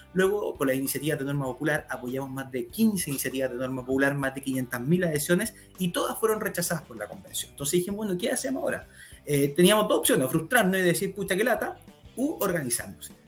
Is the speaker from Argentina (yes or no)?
no; Chile; los chilenos nos están dejando engañar